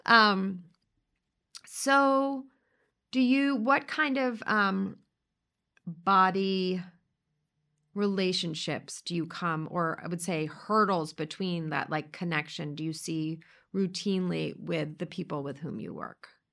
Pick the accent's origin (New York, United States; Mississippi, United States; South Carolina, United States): New York, United States; New York City; we grew up in the same place in similar circles